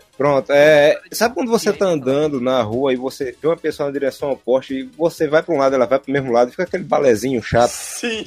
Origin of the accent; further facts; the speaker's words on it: Northeast, Northeast Brazil, Brazil; aqui no Nordeste a gente tem os cavaleiros